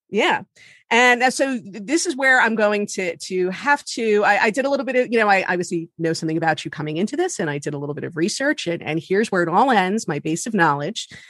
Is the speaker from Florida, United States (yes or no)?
yes; Miami, Florida, United States; also born or lived in New York; now in New Jersey, United States; I grew up in Miami